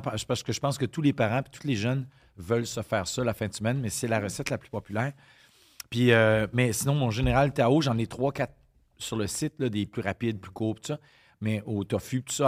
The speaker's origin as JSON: {"language": "French", "region": "Quebec", "country": "Canada"}